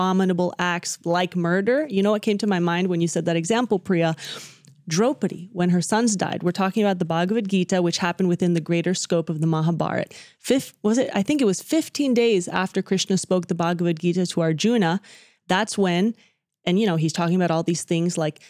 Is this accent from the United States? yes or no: yes; Dallas, Texas, United States; growing up in the Dallas community